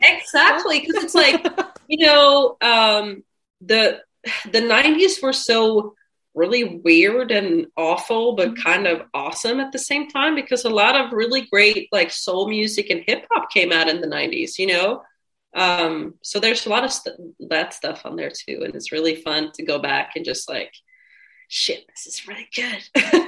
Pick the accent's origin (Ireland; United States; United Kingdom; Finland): Finland; I'm from Finland